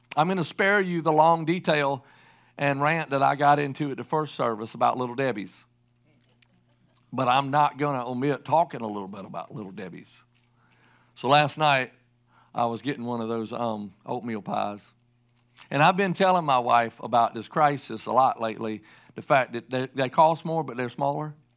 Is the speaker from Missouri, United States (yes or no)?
no; South Carolina, United States; I'm from the Southeast, I can say it, and I'm from South Carolina